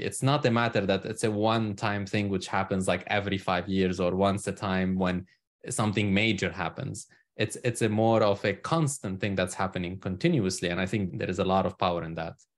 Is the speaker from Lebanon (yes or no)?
yes; Lebanon; moved away as an adult; now in United States; I'm originally from Lebanon. So that's where I was born and spent most of my life. I emigrated to the U S almost now thirteen years ago.